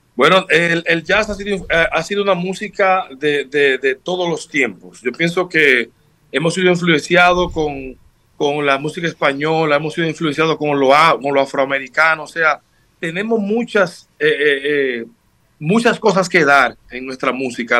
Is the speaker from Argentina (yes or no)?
no; Sabaneta, Santiago Rodríguez, Dominican Republic; Mi madre me inculcó en mi pueblo, Santiago Rodríguez, soy natal de allá de Sabaneta